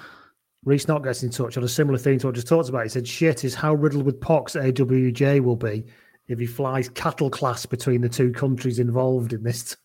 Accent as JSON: {"language": "English", "region": "Wales", "country": "United Kingdom", "said": "Wales, England"}